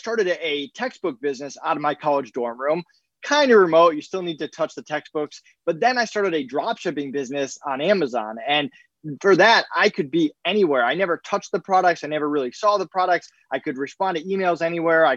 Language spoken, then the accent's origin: English; Massachusetts, United States; moved away as an adult; also born or lived in Connecticut / Florida; now in Colorado, United States; I grew up in Massachusetts. I spent 16 plus years there.